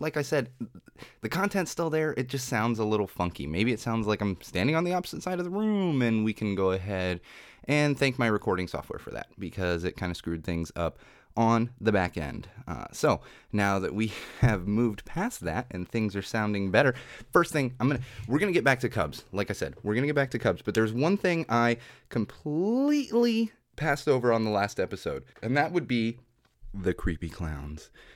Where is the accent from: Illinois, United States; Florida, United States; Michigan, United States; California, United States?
California, United States; San Diego; now in Los Angeles, United States; I grew up in San Diego